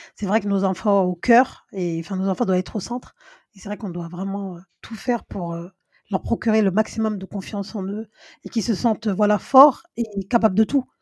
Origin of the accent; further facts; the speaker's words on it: Senegal; on est fiers de toi en tant que Sénégalais